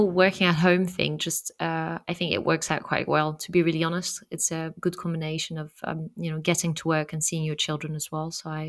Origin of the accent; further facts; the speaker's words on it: France; moved away; I come from France, so for us it was big, huge news.